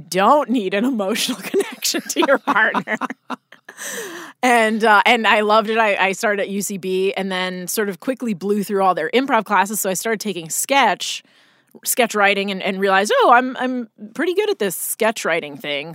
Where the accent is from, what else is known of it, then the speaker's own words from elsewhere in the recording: Boonton Township, New Jersey, United States; moved away as an adult; now in Los Angeles, United States; I grew up in New Jersey, uh, uh, a very small town called Booten Township